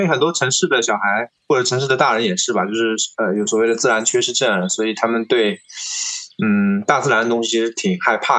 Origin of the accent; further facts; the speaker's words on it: Tongxiang, Zhejiang, China; also born or lived in Beijing; 我是出生在农村的嘛， 啊。那么，嗯，在我是八，其实我是八五后，我是八六年的，呃，那么在八十年代呢，其实农村是比较啊比较穷的，那甚至呃浙江的农村也是一样的